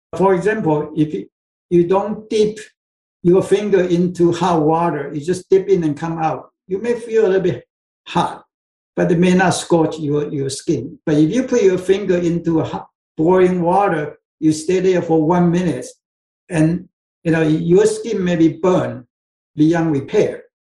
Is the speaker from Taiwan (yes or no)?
yes; Taiwan; moved away; I came from Taiwan yeah, in Asia, so so I pretty much drink soy sauce grow up.